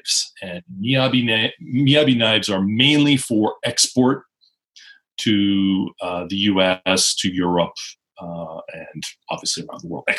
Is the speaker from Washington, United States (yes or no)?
yes; Seattle, Washington, United States; moved away as an adult; also born or lived in Osaka, Japan; now in Japan; I went back to the United States, to my hometown, Seattle